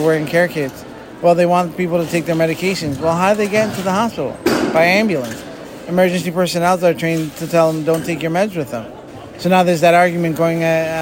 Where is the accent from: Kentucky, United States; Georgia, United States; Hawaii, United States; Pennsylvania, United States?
Pennsylvania, United States; Eastern; I come from Eastern Pennsylvania.